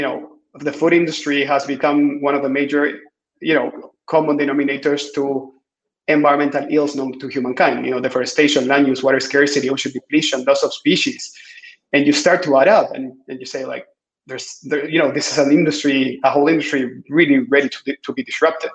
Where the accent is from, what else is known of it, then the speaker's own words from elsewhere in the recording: Chile; I am originally from Chile, so far away south.